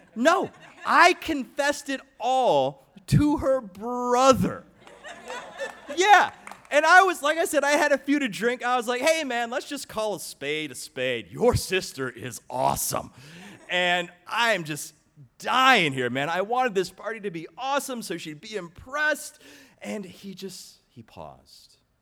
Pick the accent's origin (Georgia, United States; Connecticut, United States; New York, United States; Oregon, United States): Georgia, United States; Atlanta; I was raised in Atlanta, Georgia